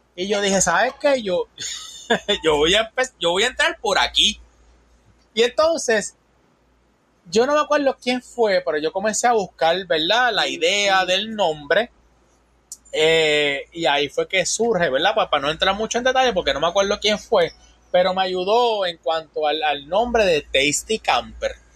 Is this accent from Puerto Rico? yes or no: yes; Puerto Rico; moved away as an adult; also born or lived in Tallahassee, Florida; now in Panama City, Florida, United States; Yo soy de Puerto Rico.